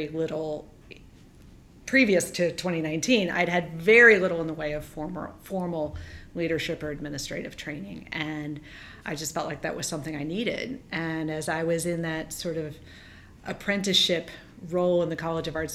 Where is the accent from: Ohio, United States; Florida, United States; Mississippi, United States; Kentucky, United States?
Kentucky, United States; Louisville; moved away as an adult; I am a Louisville native. In fact, I'm maybe the fifth generation of my family to reside in the city of Louisville.